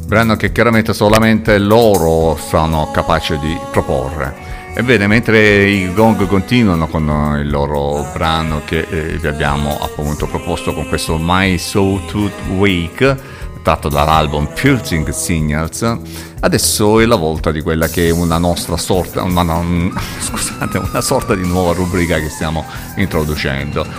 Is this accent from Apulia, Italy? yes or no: yes; Apulia, Italy; io sono pugliese. Qui in Puglia